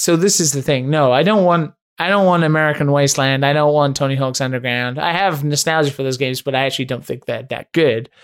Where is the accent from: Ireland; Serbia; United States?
Ireland; I'm obviously Catholic 'cause I'm Irish